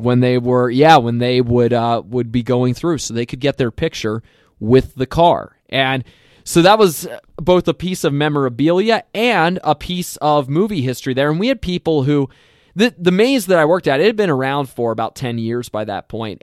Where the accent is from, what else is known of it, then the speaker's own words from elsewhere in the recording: Lancaster County, Pennsylvania, United States; moved away; also born or lived in Minnesota; I come from Pennsylvania and that I'm from the Lancaster County area